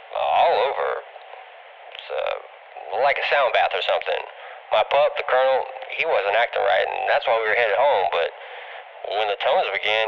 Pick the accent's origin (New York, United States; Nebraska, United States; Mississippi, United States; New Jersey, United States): Mississippi, United States; Tupelo; Tupelo, Mississippi.